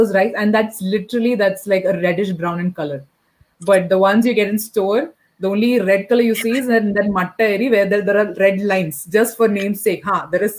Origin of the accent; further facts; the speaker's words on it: Bahrain; I was not very familiar because I was brought up in Bahrain.